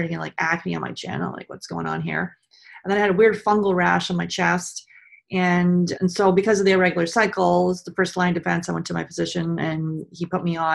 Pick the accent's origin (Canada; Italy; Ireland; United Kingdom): Canada; I grew up in Canada. I'm just outside of Toronto